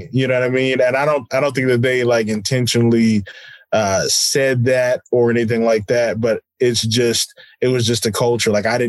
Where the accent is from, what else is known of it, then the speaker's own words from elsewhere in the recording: San Antonio, Texas, United States; I am the son of a military family. And so I grew up on Kelly Air Force Base.